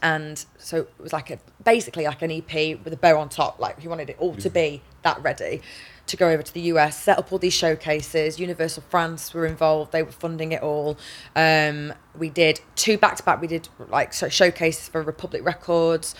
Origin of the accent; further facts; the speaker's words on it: Manchester, North West England, United Kingdom; I'm from England, from Manchester